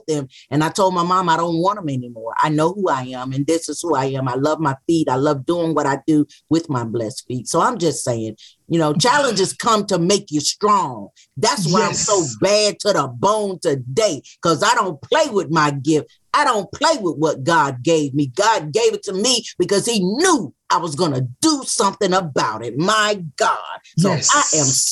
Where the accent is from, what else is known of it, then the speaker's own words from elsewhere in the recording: Wilson, North Carolina, United States; also born or lived in Durham, North Carolina; I was born in Wilson, North Carolina, but at 11 and a half months old, I was taken to a hospital in Durham, North Carolina